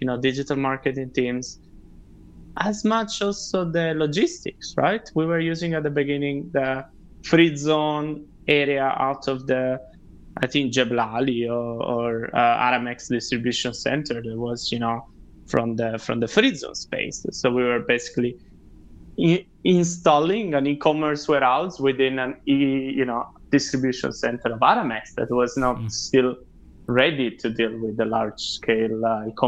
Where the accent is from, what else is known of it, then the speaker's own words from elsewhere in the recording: Italy; moved away as an adult; also born or lived in Milan / Australia; now in Dubai, United Arab Emirates; I'm originally from Italy